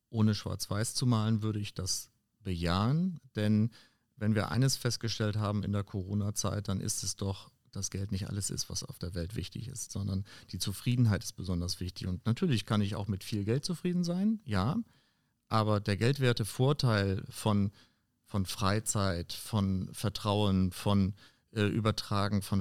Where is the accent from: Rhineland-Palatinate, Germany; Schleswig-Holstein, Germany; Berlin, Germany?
Schleswig-Holstein, Germany; in meiner Heimat oben an der dänisch-deutschen Grenze